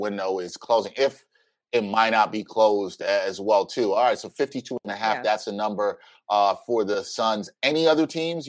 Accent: New York City, New York, United States; I'm from Brooklyn, hometown team

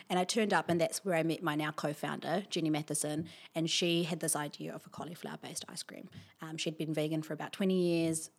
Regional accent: Wellington, New Zealand; I'm from, here from Wellington. I grew up in Beerenpaw, uh, went to Beerenpaw School

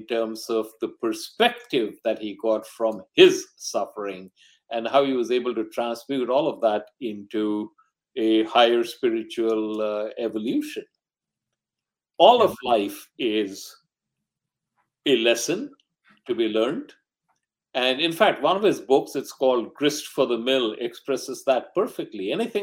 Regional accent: Mumbai, Maharashtra, India; born there; also born or lived in Delhi / Calcutta / Rangoon / Ahmedabad; I was born in Bombay, now Mumbai. And I had my early education all over North India because my father was in the government service.

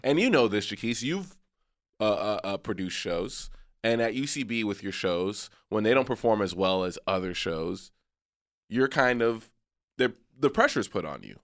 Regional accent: McAllen, Texas, United States; moved away as an adult; also born or lived in San Francisco Bay Area; growing up in McAllen, Texas

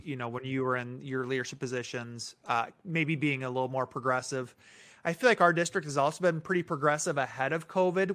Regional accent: Minneapolis, Minnesota, United States; moved away; I was born in Minneapolis.

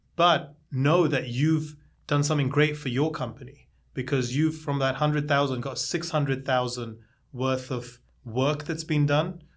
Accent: India; now in New York, United States; I'm originally from India

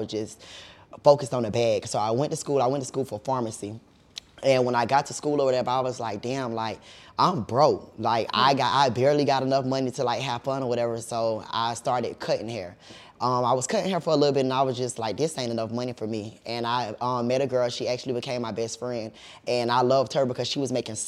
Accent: Jacksonville, Florida, United States; also born or lived in Miami, Florida; I was born in Miami, Florida, but I am a native of Jacksonville, Florida

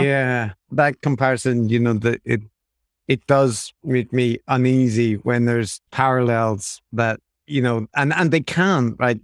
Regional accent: Ireland; as an Irish person

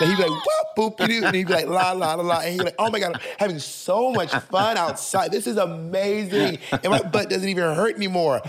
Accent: the South, United States; I'm from the South

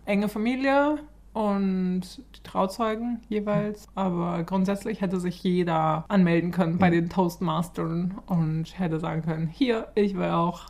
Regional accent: Germany; now in Stockholm, Sweden; unser Leben als Deutsche

